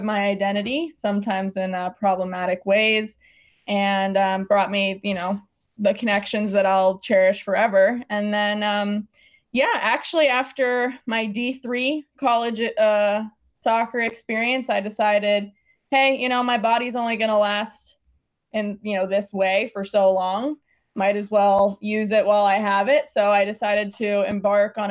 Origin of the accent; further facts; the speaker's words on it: Los Angeles, California, United States; born and raised in Los Angeles